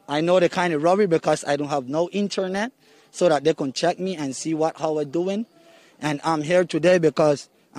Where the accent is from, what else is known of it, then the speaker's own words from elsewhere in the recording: Roatán, Bay Islands, Honduras; moved away as an adult; I'm from Roatan. Born and raised islander, and that's where I will live.